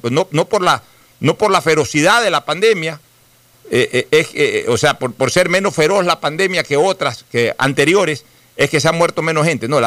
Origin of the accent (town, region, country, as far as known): Guayaquil, Guayas, Ecuador